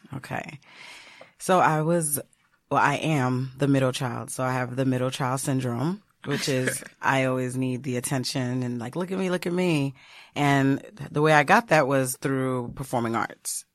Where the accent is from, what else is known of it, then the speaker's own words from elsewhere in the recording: United States; my parents are Haitian. So I'm Haitian American. I was born here.